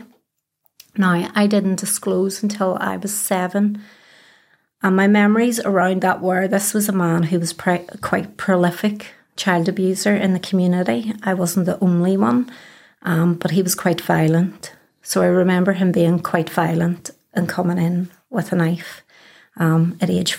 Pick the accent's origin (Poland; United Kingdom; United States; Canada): United Kingdom; Belfast, Northern Ireland; I am born and bred in Belfast, as you can probably tell from the accent. I grew up around the Cliftonville area